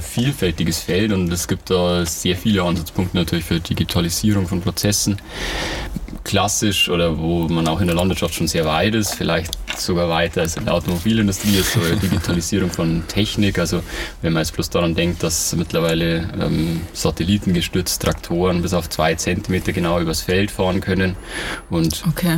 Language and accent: German; Ingolstadt, Bavaria, Germany; ich komme aus Ingolstadt, bin hier geboren und aufgewachsen